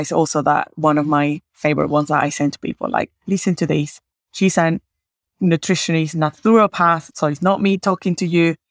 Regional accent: Caracas, Capital District, Venezuela; moved away; I am originally from Caracas

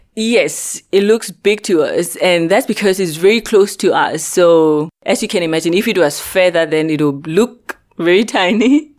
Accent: North West, South Africa; moved away as an adult; also born or lived in Makhanda, South Africa; now in Socorro, United States; I'm originally from Africa. Uh, it's in the Northwest Province

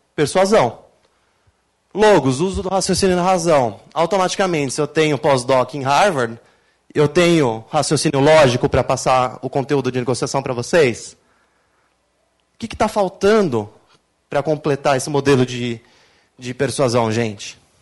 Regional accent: Brazil; eu sou brasileiro

